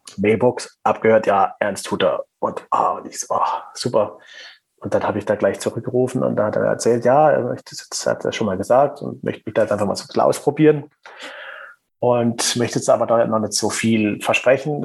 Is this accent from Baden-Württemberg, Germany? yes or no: yes; Black Forest, Baden-Württemberg, Germany; accent: Black Forest dialect; meinen Schwarzwälder Dialekt, der ja ab und zu mal so ein bisschen durchkommt